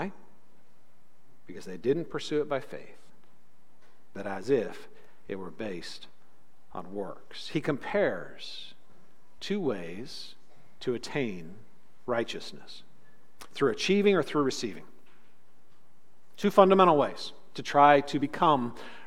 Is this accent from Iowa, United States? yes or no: no; California, United States; Growing up in California